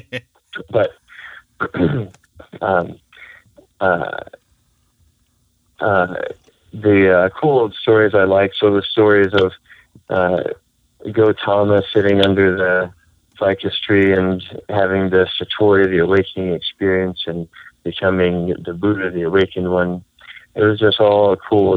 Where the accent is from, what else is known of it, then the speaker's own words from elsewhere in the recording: the Bible Belt, the rural South, United States; I grew up in the Bible Belt as a rational materialistic atheist. And so in the rural South